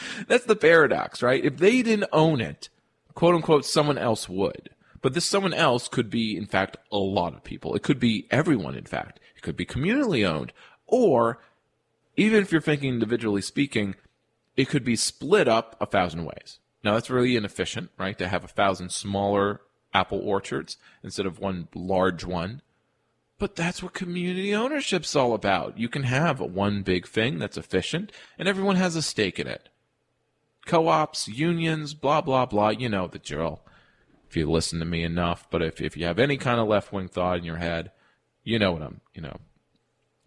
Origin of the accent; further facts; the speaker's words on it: Albany, New York, United States; my hometown of Albany